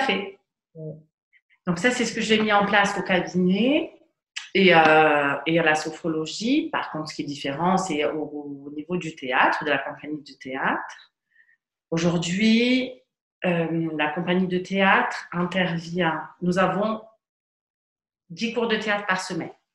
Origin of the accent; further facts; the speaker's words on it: Ajaccio, Corsica, France; also born or lived in Paris; Je suis d'Ajaccio